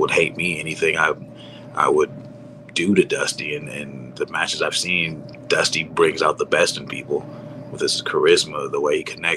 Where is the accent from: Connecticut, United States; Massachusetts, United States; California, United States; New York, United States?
California, United States; in my home state, not too far from home in Sacramento